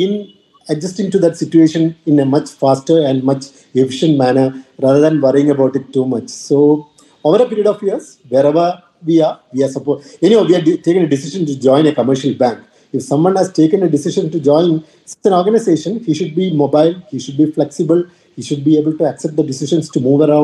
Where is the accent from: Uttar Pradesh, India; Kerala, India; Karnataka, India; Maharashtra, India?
Kerala, India; moved away as an adult; also born or lived in Delhi / Mumbai / Northeast India; I come from the South, specifically from Kerala